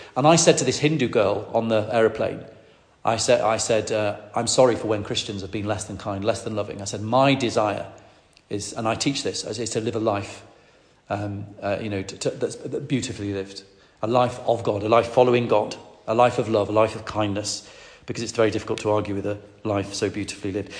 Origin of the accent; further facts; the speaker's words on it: Lancaster, North West England, United Kingdom; I grew up in Lancaster in the northwest of England